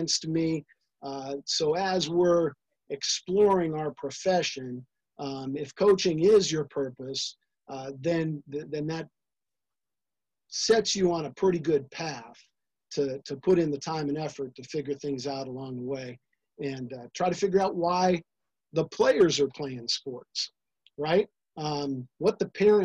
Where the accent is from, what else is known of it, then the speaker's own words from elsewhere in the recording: Los Angeles, California, United States; I grew up around the Wooden era down here in Los Angeles